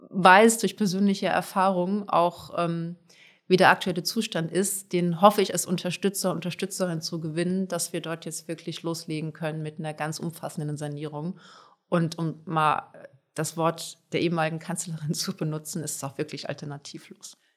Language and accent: German; Hamburg, Germany; bin ich auch Hamburgerin, also Wasserwege spielen da eine ganz wichtige Rolle.